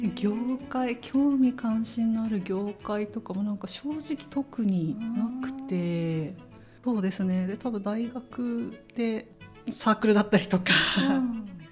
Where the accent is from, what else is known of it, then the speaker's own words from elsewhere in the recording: Tohoku, Japan; 東北の出身なので